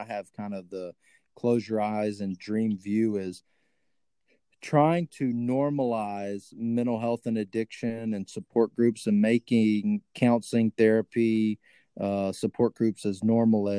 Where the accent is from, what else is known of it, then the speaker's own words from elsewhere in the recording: Texas, United States; accent: hillbilly; when I talk to my redneck folks back in Texas, boy, I get hillbilly real quick